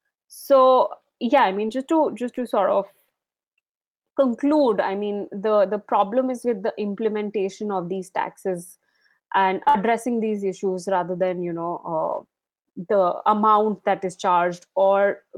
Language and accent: English; Darjeeling, West Bengal, India; I'm being from Darjeeling, you know how things have changed over time, and definitely overcrowding is an issue here.